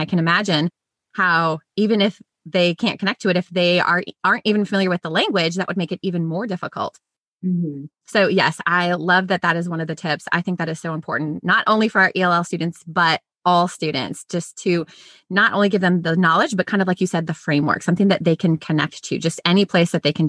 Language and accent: English; Minnesota, United States; moved away as an adult; also born or lived in Louisiana; I grew up in Minnesota, and so my first years teaching were in Minnesota. And then I moved to the South.